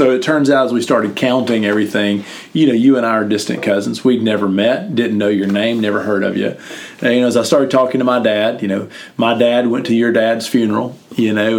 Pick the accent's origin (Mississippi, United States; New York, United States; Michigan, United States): Mississippi, United States; Sugarloaf; I'm from Sugarloaf. You know, population 500